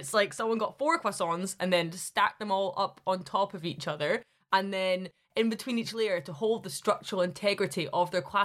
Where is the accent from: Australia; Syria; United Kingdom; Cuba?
United Kingdom; Glasgow, Scotland; moved away as an adult; now in Highlands, United Kingdom; I'm from Glasgow